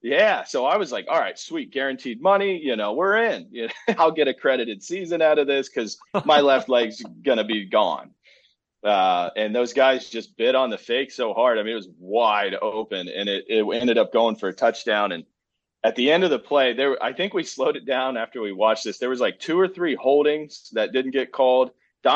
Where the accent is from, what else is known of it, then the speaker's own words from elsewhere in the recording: Ohio, United States; we're back in Ohio, grew up in Ohio, played at Ohio State